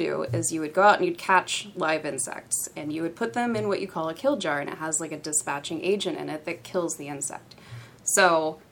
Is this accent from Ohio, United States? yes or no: yes; Cincinnati, Ohio, United States; I am from Cincinnati, born and raised